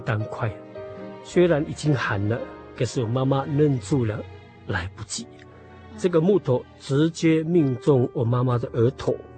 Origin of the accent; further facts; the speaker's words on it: Puli, Nantou County, Taiwan; 我们是在埔里住，我从小就在埔里住